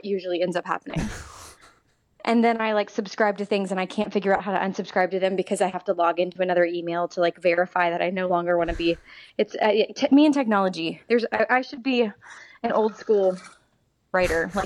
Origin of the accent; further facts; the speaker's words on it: Texas, United States; moved away; I'm from Texas.